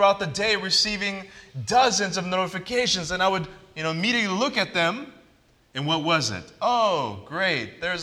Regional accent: Southern California, United States; I grew up in Southern California

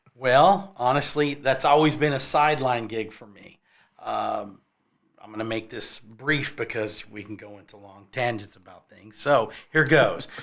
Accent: California, United States; also born or lived in Nashville, Tennessee; now in Columbia, South Carolina, United States; I am originally from California

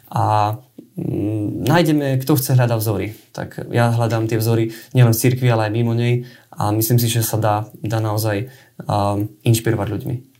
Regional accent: Žilina, Žilina Region, Slovakia; moved away as an adult; also born or lived in Bratislava / Nitra; now in Turzovka, Slovakia; som zo Žiliny. A tam som vyrastal

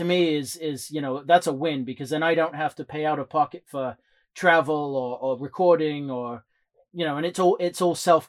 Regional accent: England, United Kingdom; now in United States; obviously I'm from England and I moved to the States.

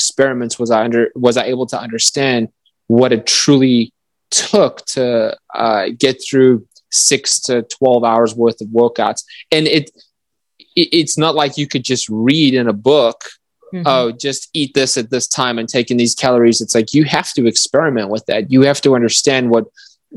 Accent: South Africa; moved away as an adult; I grew up in South Africa until I was 18.

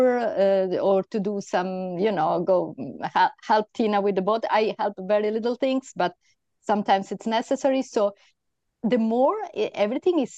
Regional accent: Italy; now in Spain; I'm from Spain, I'm Italian, but I live in Spain

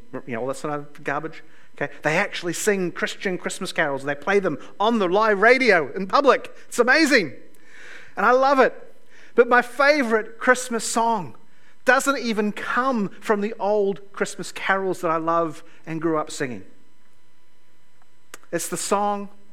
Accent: Lower Hutt, Wellington, New Zealand; also born or lived in Toronto; I grew up here in Lower Hutt.

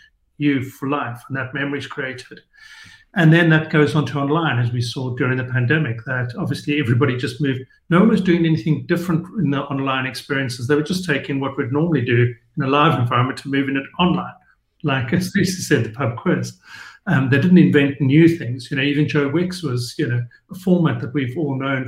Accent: South Africa; being South African

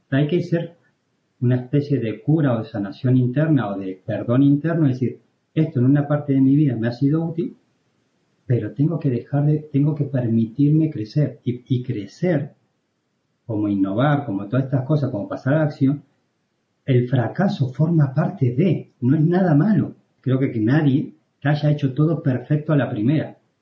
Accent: Argentina; moved away as an adult; now in Spain; yo me fui de Argentina

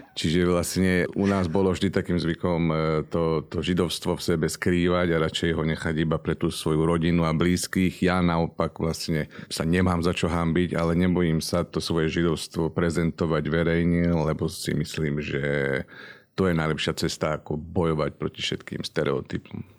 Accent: Slovakia; aj ja som doma na Slovensku

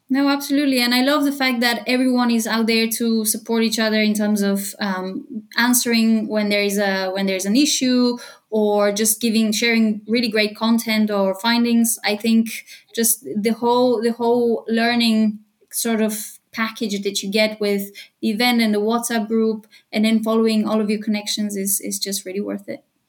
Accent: Bulgaria; moved away as an adult; also born or lived in United Kingdom / London, United Kingdom; now in Cologne, Germany; I'm originally from Bulgaria. I moved to the UK when I was 18, and in the last five years, I've been living in Cologne in Germany

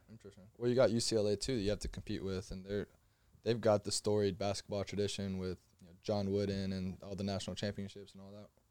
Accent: Miami, Florida, United States; I'm from Miami

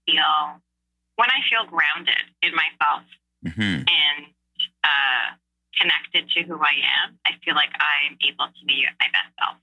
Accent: Montreal, Quebec, Canada; moved away as an adult; now in Toronto, Canada; born and raised in Montreal, parents from the West Indies

